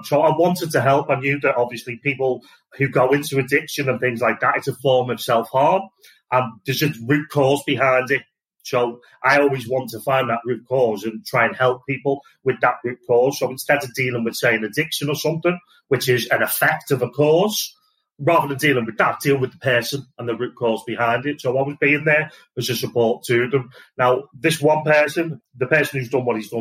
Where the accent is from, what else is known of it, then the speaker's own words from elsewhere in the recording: Liverpool, North West England, United Kingdom; also born or lived in Wales / Southport; I'm originally from Liverpool.